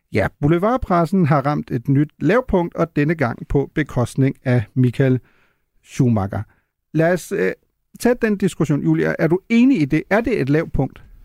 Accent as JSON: {"language": "Danish", "country": "Germany", "tie": "born or raised there", "moved": "yes", "lives_now": "Denmark", "said": "da vi gik i skole i Tyskland"}